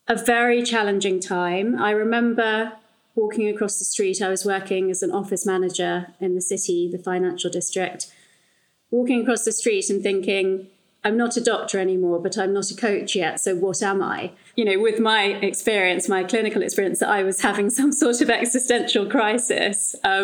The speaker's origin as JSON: {"language": "English", "region": "London", "country": "United Kingdom", "tie": "born or raised there", "said": "I grew up in London"}